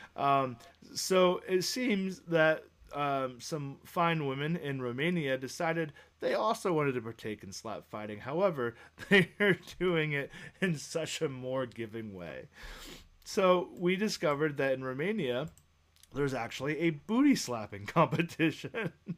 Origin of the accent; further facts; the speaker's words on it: United States; being an American.